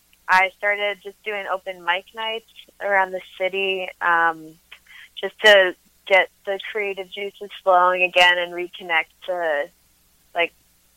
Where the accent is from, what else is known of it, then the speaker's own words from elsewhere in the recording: New York City, New York, United States; now in Philadelphia, United States; I'm from Brooklyn originally, but I moved to Philly like about 2 years ago now.